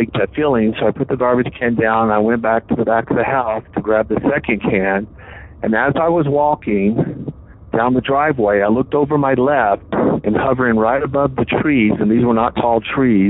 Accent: the South, United States; I'm from the South.

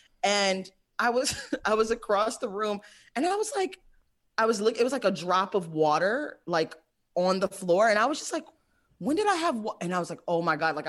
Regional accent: Michigan, United States; moved away; also born or lived in Brooklyn; I'm from Michigan

